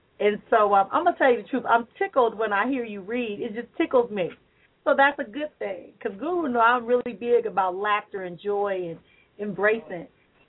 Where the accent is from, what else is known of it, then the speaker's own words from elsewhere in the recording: Milwaukee, Wisconsin, United States; There used to be a radio show here in my hometown of Milwaukee.